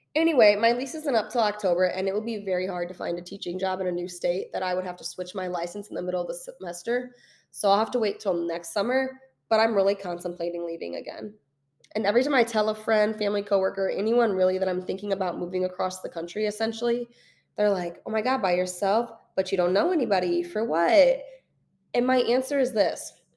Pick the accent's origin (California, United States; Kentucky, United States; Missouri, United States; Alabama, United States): Missouri, United States; St. Louis; moved away as an adult; now in Kansas City, United States; I am originally from Saint Louis, I moved to Kansas City fresh out of college about three years ago.